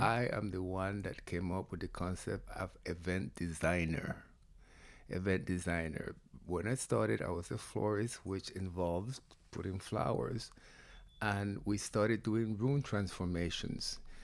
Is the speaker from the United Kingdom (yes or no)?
no; Panama; now in United States; come from Panama. Grew up in the jungles